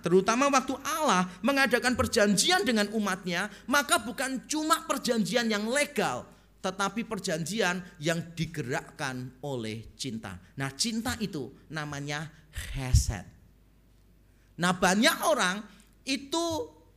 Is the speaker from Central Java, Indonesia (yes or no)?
yes; Semarang, Central Java, Indonesia; moved away; also born or lived in Surabaya; Waktu pertama kali saya pindah dari Semarang ke Surabaya